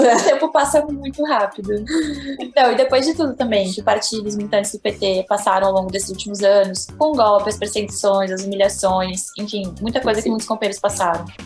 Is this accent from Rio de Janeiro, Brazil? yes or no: no; Porto Alegre, Rio Grande do Sul, Brazil; em 97, o ano que eu nasci na cidade